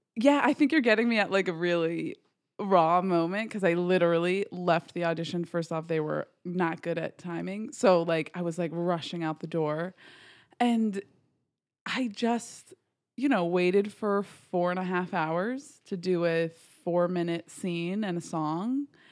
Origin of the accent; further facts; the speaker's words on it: Garrison, New York, United States; I am from, smallest little town called Garrison, New York